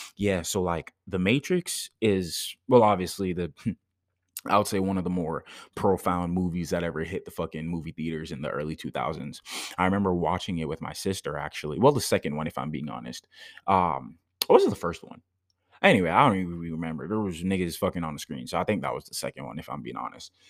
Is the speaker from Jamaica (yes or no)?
yes; Jamaica; moved away; I did karate growing up in Jamaica